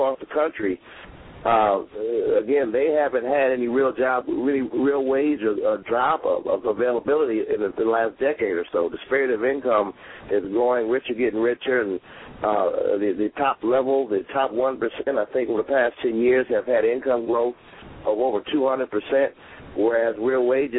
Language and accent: English; Detroit, Michigan, United States; now in New York, United States; my hometown of Detroit